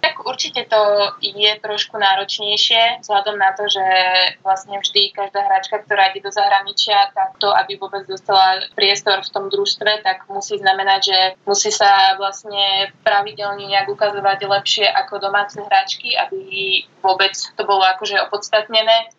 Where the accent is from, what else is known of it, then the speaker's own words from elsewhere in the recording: Slovakia; moved away as an adult; also born or lived in France; now in Poland; som Slovenka